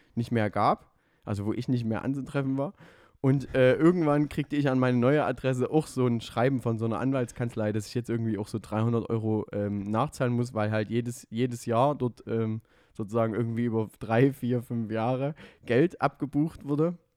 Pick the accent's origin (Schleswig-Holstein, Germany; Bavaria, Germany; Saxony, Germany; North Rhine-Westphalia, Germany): Saxony, Germany; Döbeln; moved away; was meine Heimatstadt ist. Döbeln